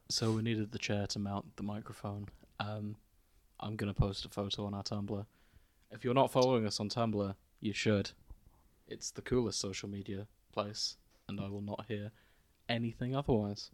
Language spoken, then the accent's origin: English; Hull, Yorkshire and the Humber, United Kingdom; our hometown